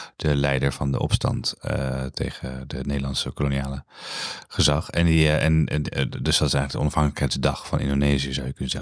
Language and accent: Dutch; Netherlands; als Nederlanders